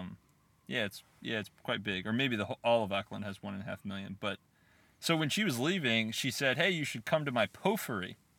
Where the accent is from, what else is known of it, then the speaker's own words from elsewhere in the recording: United States; as an American sitting there